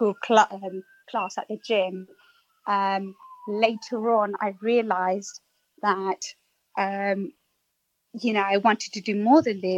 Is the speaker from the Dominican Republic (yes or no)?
no; London, United Kingdom; I was born in England, East London. And I was quite a shy and timid young girl growing up in the heart of East London.